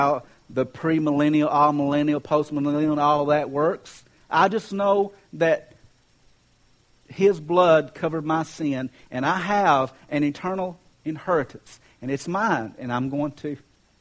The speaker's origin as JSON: {"language": "English", "region": "Kentucky", "country": "United States", "said": "I'm from Kentucky"}